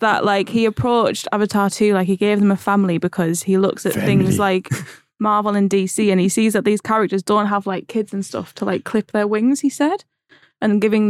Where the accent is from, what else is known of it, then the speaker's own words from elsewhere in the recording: Middlesbrough, North East England, United Kingdom; accent: northern; I'm from Middlesbrough